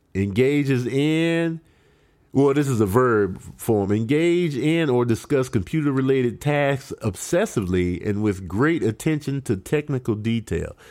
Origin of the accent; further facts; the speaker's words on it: Chicago, Illinois, United States; moved away; growing up in Chicago